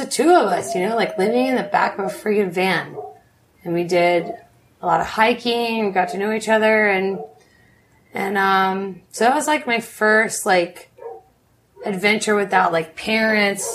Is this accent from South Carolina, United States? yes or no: yes; Charleston, South Carolina, United States; moved away as an adult; also born or lived in Montreal, Canada; now in Nicaragua; growing up in Charleston, South Carolina, for me, like, I always felt like the black sheep